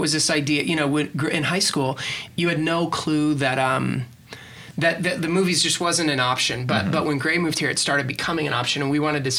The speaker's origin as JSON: {"language": "English", "region": "Oklahoma", "country": "United States", "also_born_or_lived": "Los Angeles", "moved": "as an adult", "said": "I am from Oklahoma, as is Rachel."}